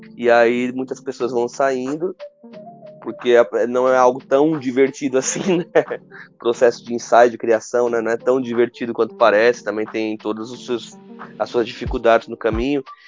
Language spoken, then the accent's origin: Portuguese; Diadema, São Paulo, Brazil; lá na minha adolescência com meus colegas em Diadema